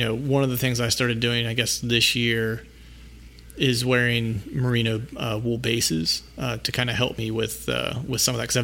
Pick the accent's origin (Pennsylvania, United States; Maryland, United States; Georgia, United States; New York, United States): Pennsylvania, United States; born or raised there